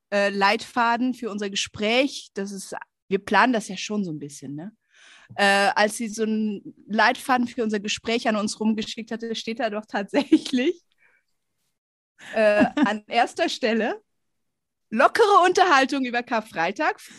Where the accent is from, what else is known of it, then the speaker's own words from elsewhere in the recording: Indonesia; Hör mal, bei uns in Indonesien, da trägt man schwarz und also so richtig wie so eine Trauergemeinde.